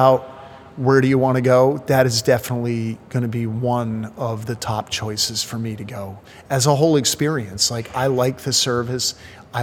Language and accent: English; New Jersey, United States; now in New York City, United States; when I was a kid growing up in New Jersey